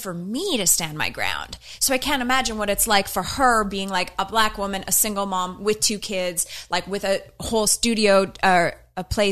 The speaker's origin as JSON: {"language": "English", "country": "Canada", "also_born_or_lived": "New York, United States", "moved": "yes", "lives_now": "Los Angeles, United States", "said": "I'm from Canada"}